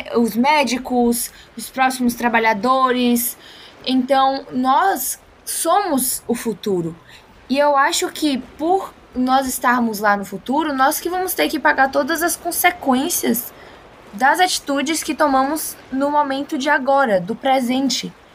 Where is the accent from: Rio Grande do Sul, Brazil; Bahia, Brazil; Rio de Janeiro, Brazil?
Bahia, Brazil; Salvador; Sou de Salvador, aqui da Bahia